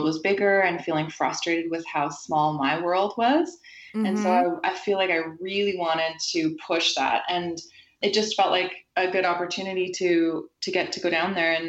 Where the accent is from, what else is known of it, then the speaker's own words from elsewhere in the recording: White Rock, British Columbia, Canada; also born or lived in Montreal; now in Vancouver, Canada; I grew up in a small town outside of Vancouver, and it's a suburb